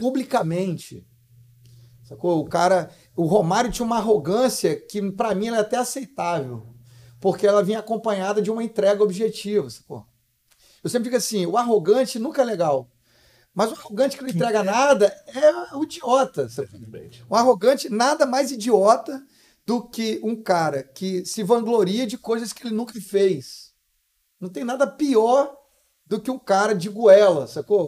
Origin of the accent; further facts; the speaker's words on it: Vila Velha, Espírito Santo, Brazil; also born or lived in Guarapari / Cachoeiro de Itapemirim; eu nasci em Guarapari, né? É, fui morar muito bebezinho em Cachoeiro do Sapemirim, fiquei só um aninho. O resto, a, maior, a, metade da minha vida eu vivi num bairro em Vila Velha chamado Araçás